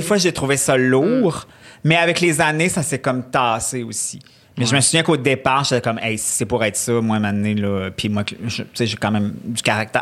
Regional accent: Quebec City, Quebec, Canada; also born or lived in Charlevoix; je suis née dans Charlevoix. On est resté jusqu'à l'âge de 6 ans. Après ça, on est parti à Québec.

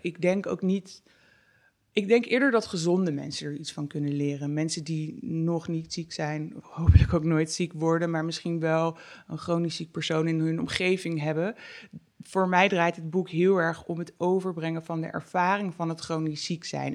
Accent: North Brabant, Netherlands; bij ons in Brabant.

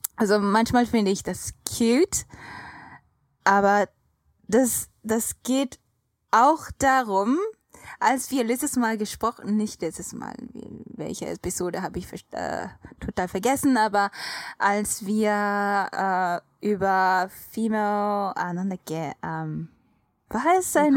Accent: Japan; German is a second language; als Japanerin

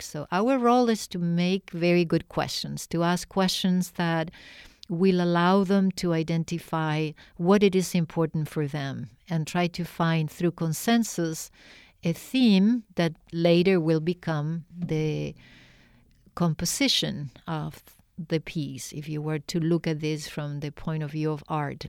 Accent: Argentina; I am from Argentina

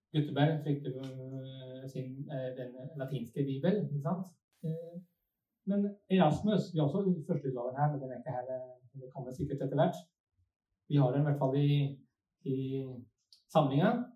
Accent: Sweden; accent: Svorsk; Norwegian is a second language; now in Norway; Jeg vokste opp i Sverige, så kanskje det blir litt sånn svorsk

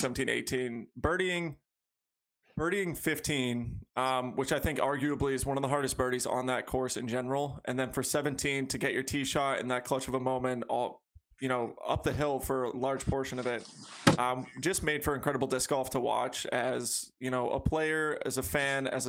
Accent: Massachusetts, United States; I'm from Massachusetts. We talk wicked loud

